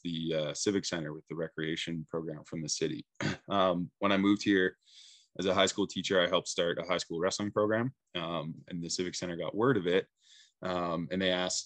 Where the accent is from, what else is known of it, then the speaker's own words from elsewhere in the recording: Saskatchewan, Canada; moved away as an adult; now in Prince Rupert, Canada; I'm originally from Saskatchewan